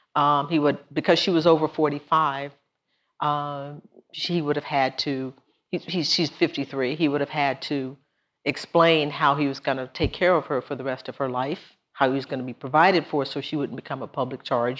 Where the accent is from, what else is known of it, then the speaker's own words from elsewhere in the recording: Texas, United States; my home state